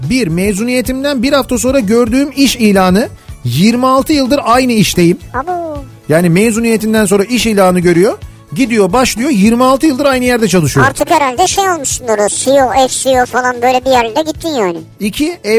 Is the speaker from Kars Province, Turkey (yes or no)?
yes; Kars Province, Turkey; now in Ankara, Turkey; Ben hem Karslıyım hem Ankara'da oturuyorum.